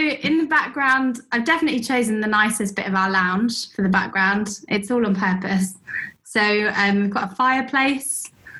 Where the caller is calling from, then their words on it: London, United Kingdom; From my lounge in London.